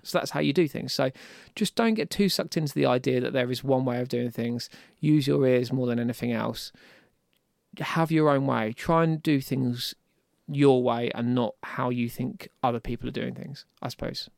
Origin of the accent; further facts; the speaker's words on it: Deal, South East England, United Kingdom; I was in Deal, I grew up in Deal, um, so it was at my parents' house there